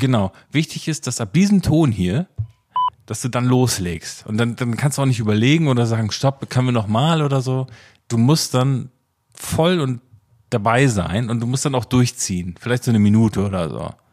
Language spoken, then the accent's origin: German; Oldenburg, Lower Saxony, Germany; ich komme aus Oldenburg